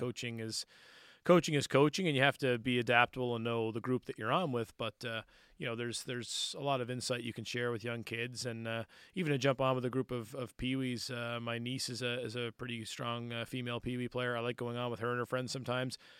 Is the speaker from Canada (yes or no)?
yes; Cole Harbour, Nova Scotia, Canada; I grew up in Cole Harbor